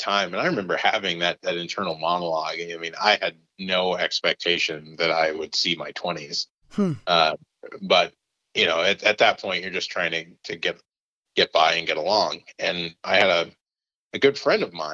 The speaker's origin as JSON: {"language": "English", "town": "Minneapolis", "region": "Minnesota", "country": "United States", "tie": "born or raised there", "also_born_or_lived": "Indiana / St. Paul", "said": "I moved to Minneapolis when I was 8"}